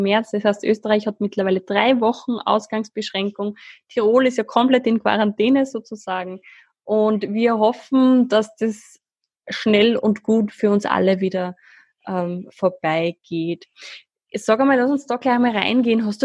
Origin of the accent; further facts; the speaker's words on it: Switzerland; now in Schwarz, Austria; Ja, ich bin Schweizerin, wie ihr wahrscheinlich schon beim